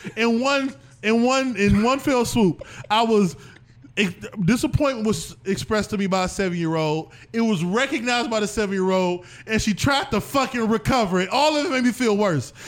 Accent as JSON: {"language": "English", "town": "Cleveland", "region": "Ohio", "country": "United States", "said": "I'm from Cleveland"}